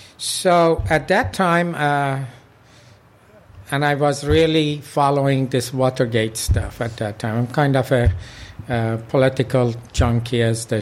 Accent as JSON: {"language": "English", "town": "San Luis Obispo", "region": "California", "country": "United States", "tie": "born or raised there", "said": "came directly to California. I went to San Luis Obispo Senior High School. So that was San Luis Obispo is my hometown. I consider that."}